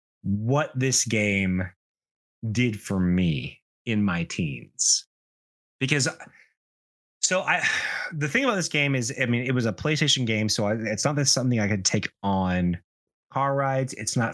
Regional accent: the South, United States; And growing up in the South, that's an extremely important story for someone who thinks a little bit differently from the people around them.

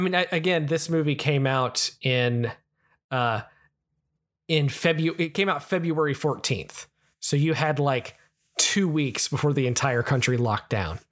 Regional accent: United States; I'm American

